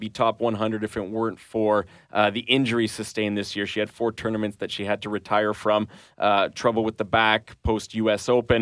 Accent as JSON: {"language": "English", "country": "Canada", "said": "being a Canadian"}